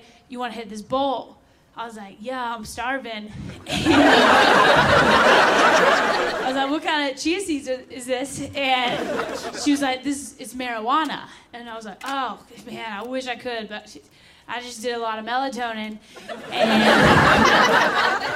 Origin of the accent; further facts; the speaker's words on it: the South, United States; moved away; I'm from the South